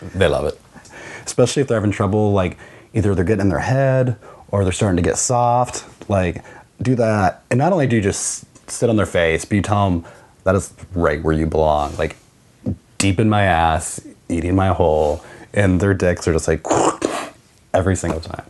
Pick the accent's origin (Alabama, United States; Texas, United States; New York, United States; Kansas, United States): Kansas, United States; I am originally from Kansas